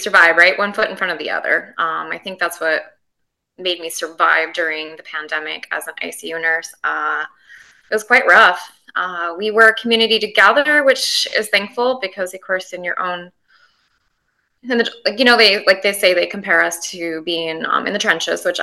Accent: Montana, United States; born and raised in Montana on a ranch

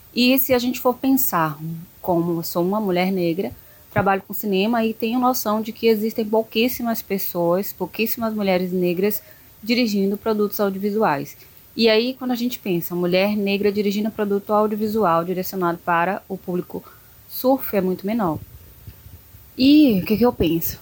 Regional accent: Salvador, Bahia, Brazil; eu sou de Salvador

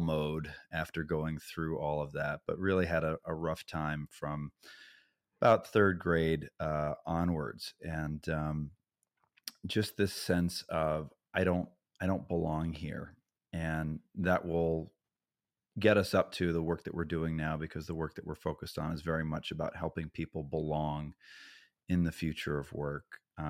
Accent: Massachusetts, United States; I grew up in Massachusetts in a small suburb of the Boston area, only child, very well loved.

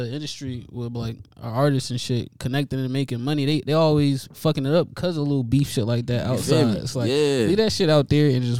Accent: Buffalo, New York, United States; moved away; I'm from Buffalo, New York originally. And up there is wild, you feel me? Especially the little area we from over there on Bailey Ave in Minnesota

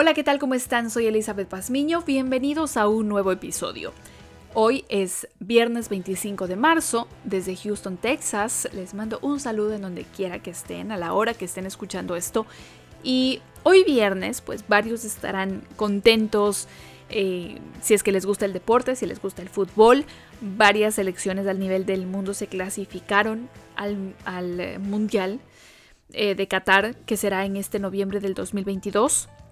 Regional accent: Ecuador; soy ecuatoriana

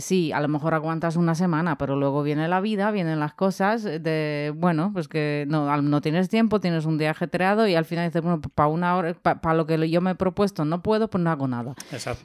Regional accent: Poland; now in Spain; yo que soy de Polonia

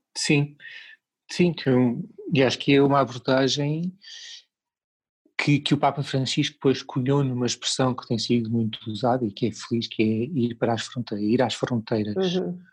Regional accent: Lisbon, Portugal; moved away as an adult; now in Portimão, Portugal; eu como sou de Lisboa, cresci em Lisboa, vivi em Lisboa há uma série de anos

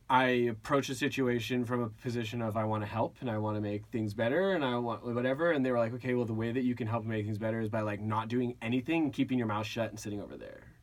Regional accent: Agoura, California, United States; So uh, I grew up in Agoura.

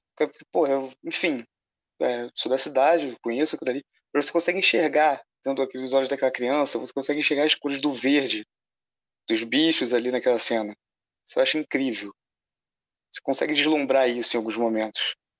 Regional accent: Rio de Janeiro, Brazil; Eu sou do Caxambi, que também é do Grande Meia.

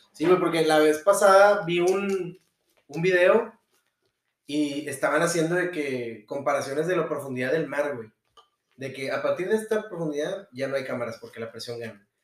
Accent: Monterrey, Nuevo León, Mexico; nuestros gustos como regios siempre van a ser básicos

